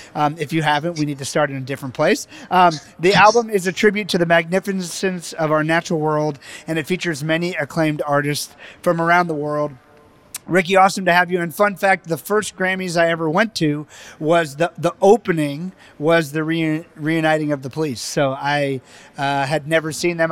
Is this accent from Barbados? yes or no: yes; Barbados; moved away; my parents and my family and I was born in the Caribbean islands and and Barbados